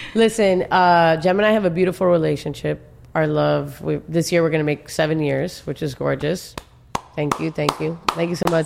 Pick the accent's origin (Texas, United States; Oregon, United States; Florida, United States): Florida, United States; Miami; born and raised in Miami